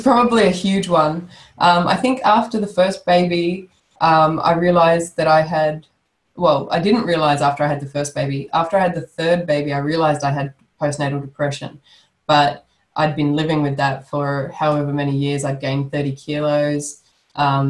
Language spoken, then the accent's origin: English; Sydney, New South Wales, Australia; moved away; I'm originally from Sydney, so I knew a lot of people down there, and they knew my family